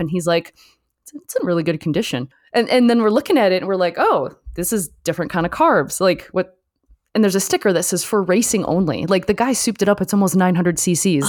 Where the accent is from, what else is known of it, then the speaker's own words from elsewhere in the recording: Michigan, United States; also born or lived in Detroit / Southfield / Canada; actually grew up in Michigan right next to the border of Canada, so I was very fortunate to grow up in both countries.